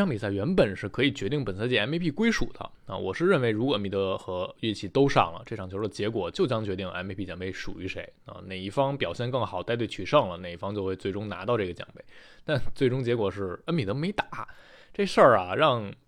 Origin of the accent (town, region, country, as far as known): Taichung, Taiwan